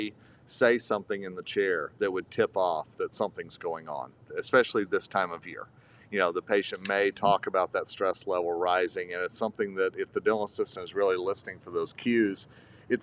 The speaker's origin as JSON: {"language": "English", "region": "Colorado", "country": "United States", "tie": "born or raised there", "said": "my home state of Colorado"}